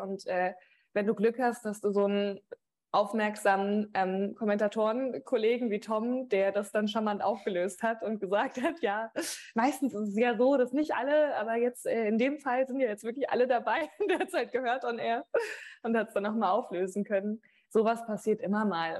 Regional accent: Rhineland-Palatinate, Germany; also born or lived in Wiesbaden; meine Eltern kommen aus Mainz und meine Family

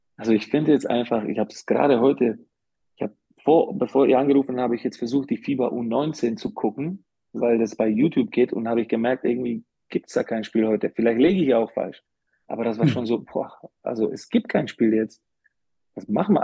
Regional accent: Slovakia; also born or lived in Karlsruhe, Germany / Bamberg, Germany; now in Ulm, Germany; ich werde immer als Slowake

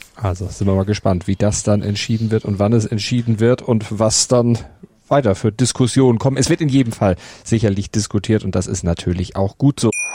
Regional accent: Hamburg, Germany; als Hamburger

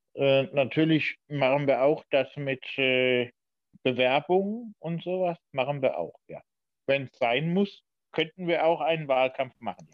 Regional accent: Diez, Rhineland-Palatinate, Germany; also born or lived in Bad Ems; in Dietz, da wo ich geboren worden bin. Ich Bin ja ein gebürtiger Dietzer

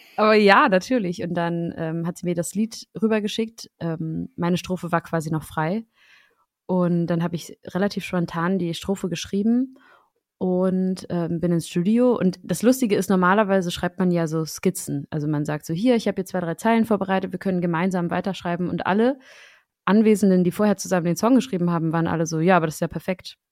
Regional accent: Schleswig-Holstein, Germany; now in Berlin, Germany; Und ich komme aus Schleswig-Holstein.

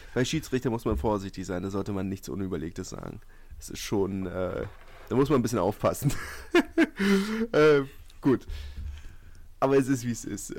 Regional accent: Berlin, Germany; als Berliner

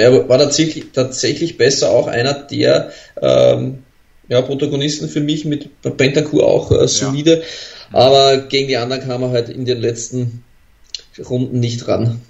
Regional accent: Austria; als Österreicher

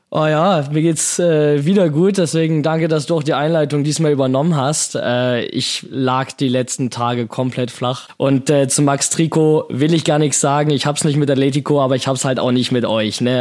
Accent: Hamburg, Germany; in meiner Heimatstadt, in Hamburg

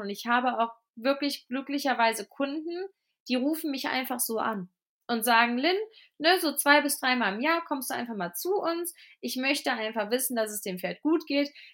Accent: Cologne, North Rhine-Westphalia, Germany; also born or lived in Fulda; now in Fladungen, Germany; ich komme ja ursprünglich aus Köln

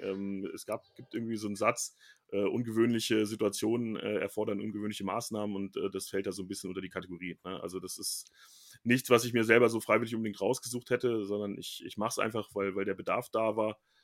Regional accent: Braunschweig, Lower Saxony, Germany; also born or lived in Bielefeld; now in Frankfurt, Germany; mein Heimatverein bleiben, wo ich herkomme

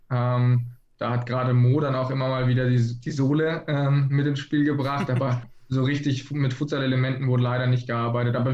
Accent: Baden-Württemberg, Germany; moved away as an adult; now in Flensburg, Germany; Genau, wir kommen ursprünglich aus, aus der Nähe von Freiburg

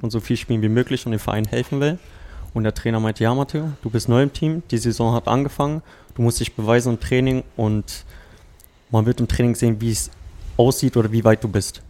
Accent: Berlin, Germany; moved away as an adult; also born or lived in Croatia; now in Potsdam, Germany; ich bin ja ursprünglich Berliner

